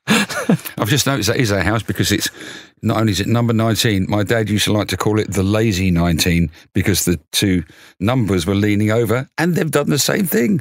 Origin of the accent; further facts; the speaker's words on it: Luton, East of England, United Kingdom; I was born in Luton.